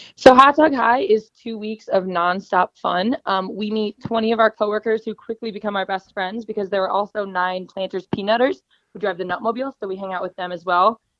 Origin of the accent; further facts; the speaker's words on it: Chicago, Illinois, United States; moved away as an adult; also born or lived in Missouri; I'm initially from Chicago